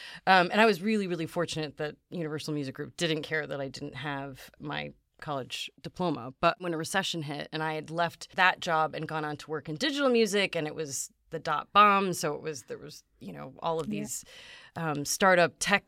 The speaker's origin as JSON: {"language": "English", "town": "Chicago", "region": "Illinois", "country": "United States", "said": "I'm originally from the Chicago area."}